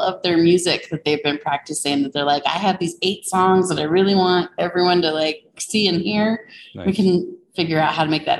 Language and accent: English; Albuquerque, New Mexico, United States; And then I was born and raised here in Albuquerque. I went to college in Portales at Eastern New Mexico University, and then I came right back home and got to work.